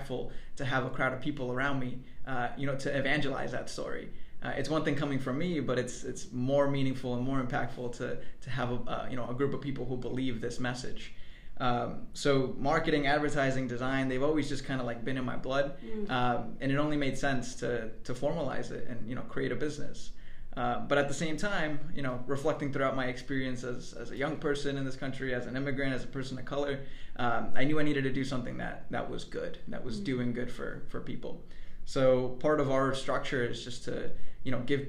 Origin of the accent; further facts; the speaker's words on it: northwestern New Jersey, United States; also born or lived in Mexico; I'm originally from Mexico. I'm an immigrant. I came to the U.S. When I was 4 years old. And I grew up in northwestern New Jersey